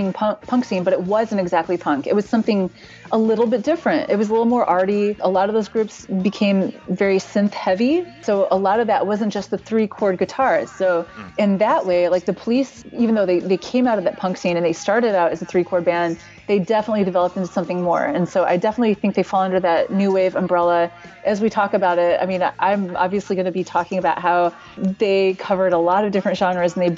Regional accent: Indiana, United States; I grew up in Indiana

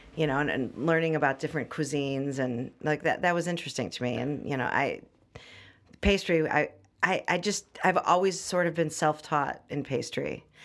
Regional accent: Highland Park, Illinois, United States; I grew up in Highland Park

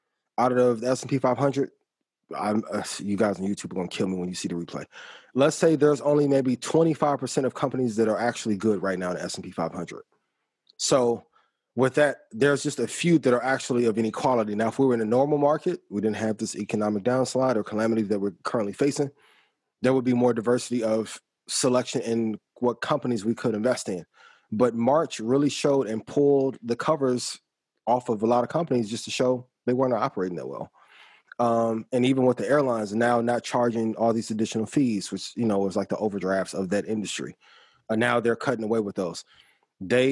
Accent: East Chicago, Indiana, United States; I'm from East Chicago, Indiana

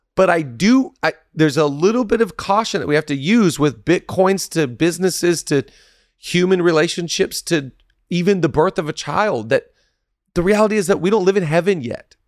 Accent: Seattle, Washington, United States; now in Los Angeles, United States; I'm from Seattle

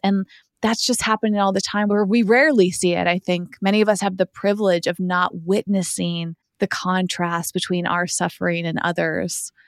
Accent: East Coast, United States; moved away; I grew up on the East Coast

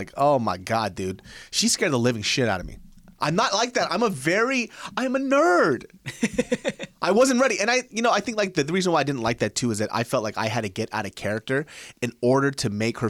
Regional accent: Kansas, United States; I'm from Kansas.

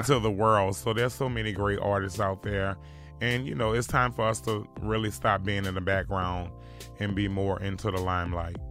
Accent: New Orleans, Louisiana, United States; growing up in New Orleans was really rough

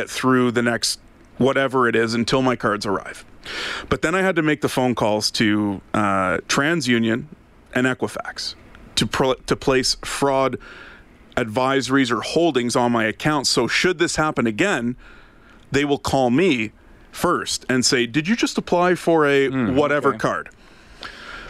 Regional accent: Ottawa, Ontario, Canada; moved away as an adult; now in Alberta, Canada; Ottawa, which happens to be my hometown

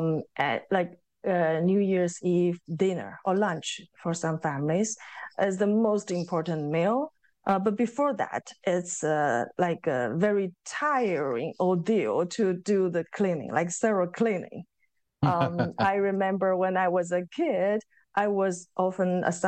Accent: eastern China, China; moved away; in my hometown, like it belongs to eastern part of China

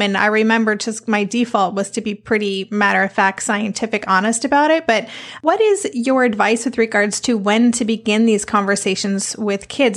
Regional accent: United States; moved away as an adult; also born or lived in Netherlands; now in Amsterdam, Netherlands; as an American living here, it's something we moved here when Asher was nine

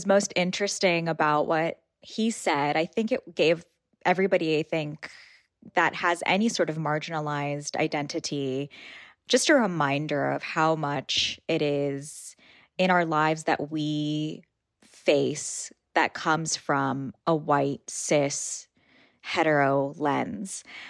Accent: Port St. Lucie, Florida, United States; the mosque that I grew up closest to in Port St. Lucie, Florida.

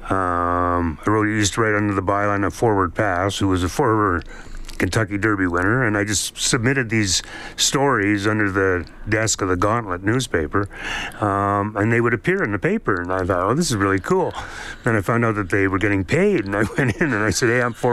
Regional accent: Calgary, Alberta, Canada; also born or lived in London, Ontario; Yeah, my dad was in the Air Force, so we didn't spend very long there. We moved okay. all over the place, and then in Calgary is uh, where I went in uh, grade seven is when we started in Calgary

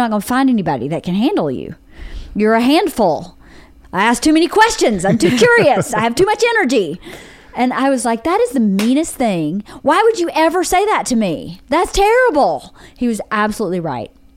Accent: Georgia, United States; moved away; my hometown has three red lights, but they turn two of them off because you get funding from the state based on the number of red lights you have

